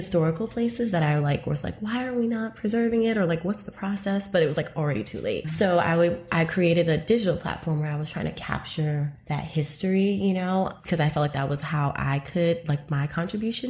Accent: New York City, New York, United States; moved away as an adult; now in Los Angeles, United States; Being born and raised in Harlem, I went to a lot of like Afrocentric schools like in the 90s

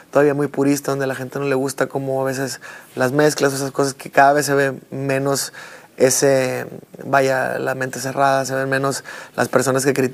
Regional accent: Mexico; todos somos mexicanos

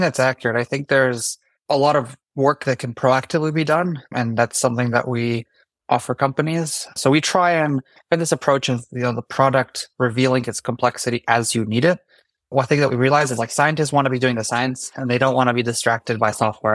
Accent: Canada; now in New York, United States; I'm actually Canadian. Normally, I'm based in New York, though

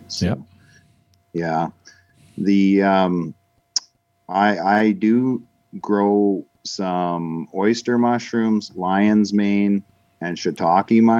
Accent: Canada

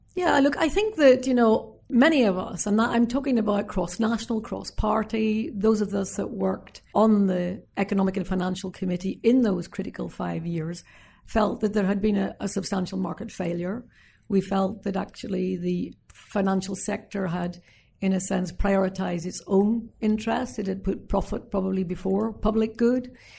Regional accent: Northern Ireland, United Kingdom; my time as a young girl growing up in Northern Ireland

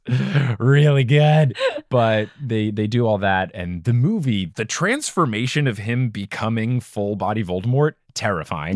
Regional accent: United States; as an American

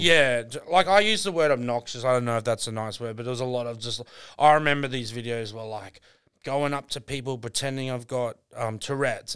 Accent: Brisbane, Queensland, Australia; I'm actually from Brisbane

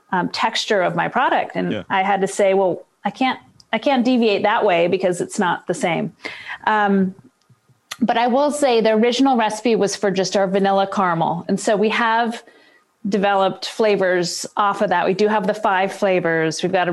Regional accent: Boston, Massachusetts, United States; also born or lived in Seattle; now in Baltimore, United States; I'm from Seattle. Well, originally from Boston. I've kind of zigzagged around the country, but I spent 29 years in Seattle.

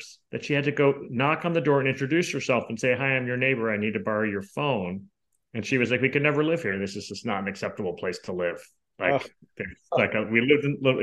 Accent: Northeast, United States; moved away as an adult; also born or lived in Tempe, Arizona; growing up in the Northeast

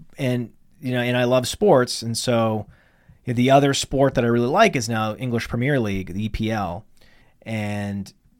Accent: Millinocket, Maine, United States; When I was growing up in Millinocket, Maine, which is northern Maine

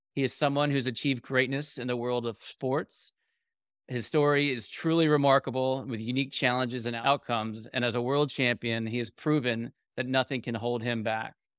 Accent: United Kingdom; I'm British

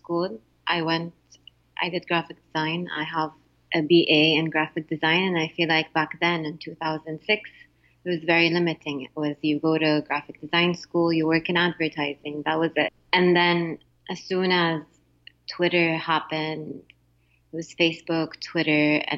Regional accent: Jeddah, Makkah Province, Saudi Arabia; moved away as an adult; also born or lived in Montreal, Canada / Mecca; now in United States; I grew up in Jeddah

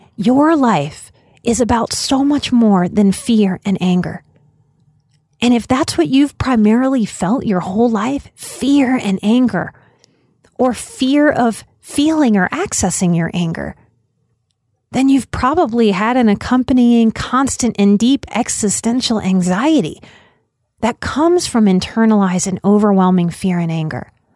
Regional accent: United States; As an American

